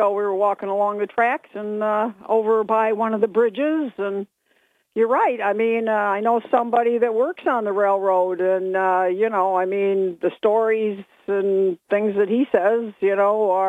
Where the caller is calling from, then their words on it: Binghamton, New York, United States; from Bingo.